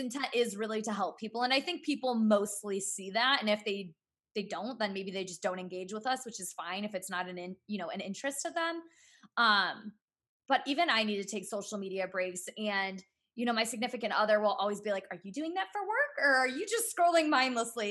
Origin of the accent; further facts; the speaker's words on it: Cleveland, Ohio, United States; I'm from the Cleveland area